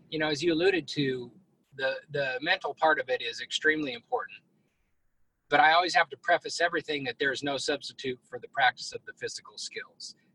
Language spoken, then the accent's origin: English; Colorado, United States; I grew up in Northeast Colorado, came to Texas, um, went to school down here